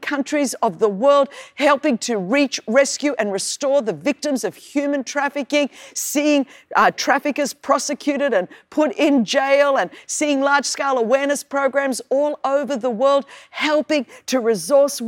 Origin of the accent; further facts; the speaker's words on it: Sydney, New South Wales, Australia; accent: Australian; I was born in Sydney, Australia